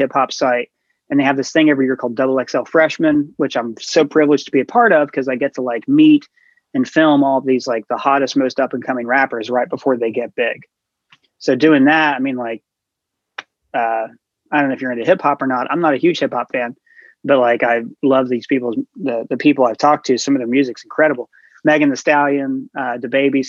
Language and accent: English; Ohio, United States; moved away as an adult; now in New York, United States; I grew up in a small town. I think it was beyond my wildest dreams to even think that I would live in New York, you know, like I grew up in Ohio